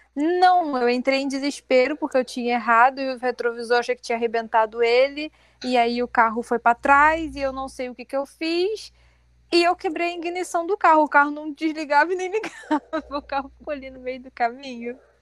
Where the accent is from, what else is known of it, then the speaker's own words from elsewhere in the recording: Rio de Janeiro, Brazil; a gente é do Rio